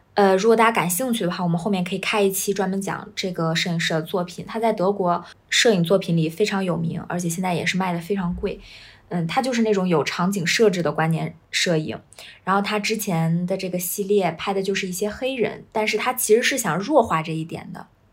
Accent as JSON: {"language": "Chinese", "country": "China", "said": "我们中国人"}